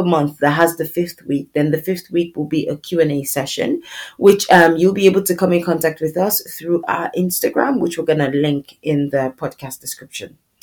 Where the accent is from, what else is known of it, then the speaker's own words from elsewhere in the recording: Nigeria; now in United Kingdom; I currently reside in the UK, but I'm originally from Nigeria